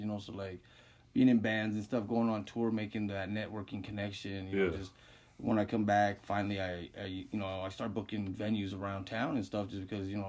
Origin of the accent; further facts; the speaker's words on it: Denver, Colorado, United States; also born or lived in California; I was born and raised in Denver, yeah, back here from California.